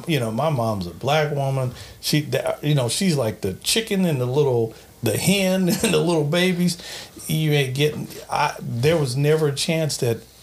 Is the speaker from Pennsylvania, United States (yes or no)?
no; Long Beach, California, United States; It was great. I mean, I grew up in Long Beach. It was funny. I went at one time to a Catholic school in Long Beach. It was kind of a private school.